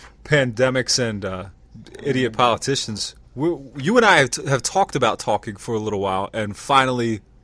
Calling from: Lancaster, Pennsylvania, United States; I'm in Pennsylvania. Well, Lancaster, Pennsylvania.

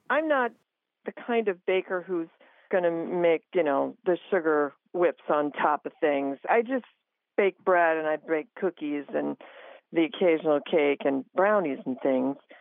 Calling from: Crown Point, Indiana, United States; I'm calling from Crown Point, Indiana, which is near Chicago.

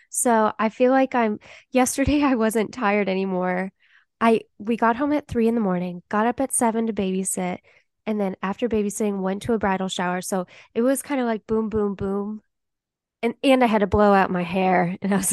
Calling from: Nashville, Tennessee, United States; I'm calling in from Nashville.

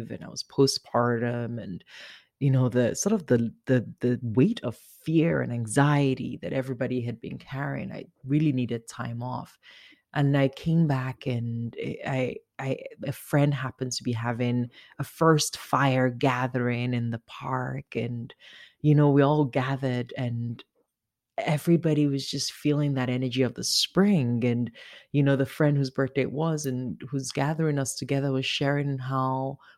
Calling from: London, Ontario, Canada; incidentally, I'm calling from London, but not

